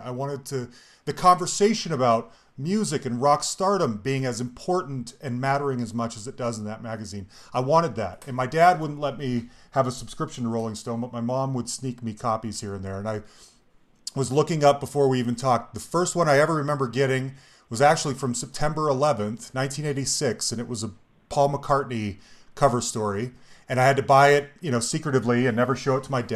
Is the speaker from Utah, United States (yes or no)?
yes; Salt Lake City, Utah, United States; I grew up in Salt Lake City, a white Mormon kid